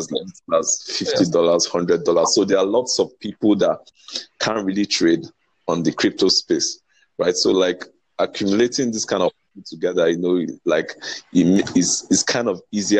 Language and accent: English; Nigeria; I'm from Nigeria. I'm from Nigeria.